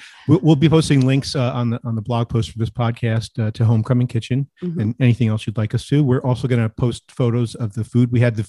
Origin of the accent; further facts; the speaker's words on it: New Jersey, United States; moved away; So even though I grew up in New Jersey, we have some things in common. Since my dad was from the South, from Georgia